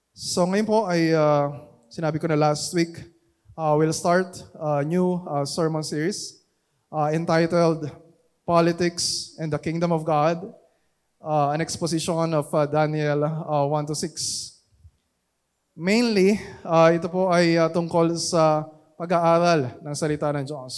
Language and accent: Tagalog; Philippines; we are Filipino citizens